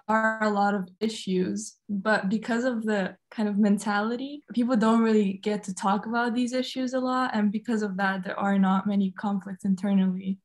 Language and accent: English; Tashkent, Uzbekistan; I am 17 and I'm from Tashkent, Uzbekistan.